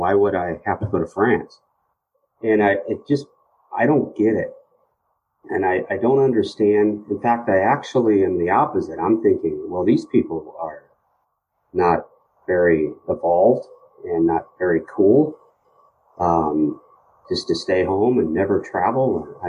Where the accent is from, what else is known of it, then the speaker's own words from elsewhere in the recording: Midwest, United States; I'm from the Midwest.